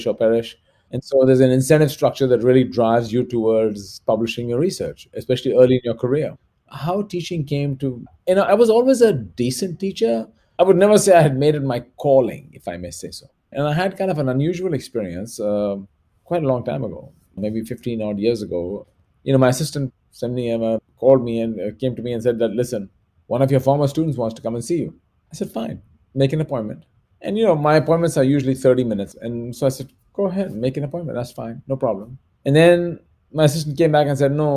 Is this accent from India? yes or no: yes; India; moved away as an adult; now in United States; I think of myself as truly an Indian American.